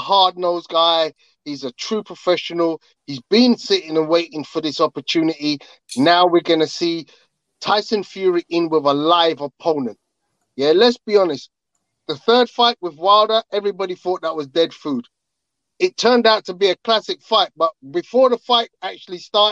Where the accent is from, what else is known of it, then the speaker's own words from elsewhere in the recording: London, United Kingdom; in Wembley, so it's my hometown. It's my home